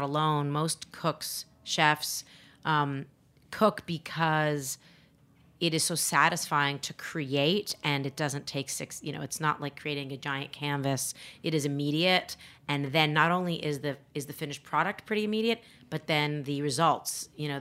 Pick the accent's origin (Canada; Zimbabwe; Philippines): Canada; now in United States; I'm not actually American. I'm Canadian